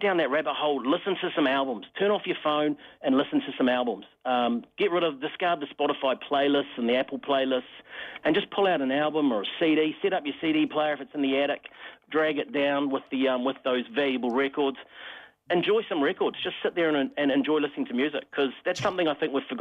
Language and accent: English; Wairarapa, Wellington, New Zealand; moved away; growing up in the Wairarapa myself